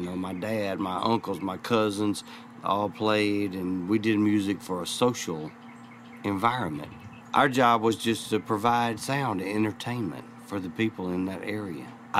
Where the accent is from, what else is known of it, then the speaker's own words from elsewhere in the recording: Alcorn County, Mississippi, United States; I grew up right there in Alcorn County, Mississippi, just east of Memphis, coming back and forth to Memphis my whole life.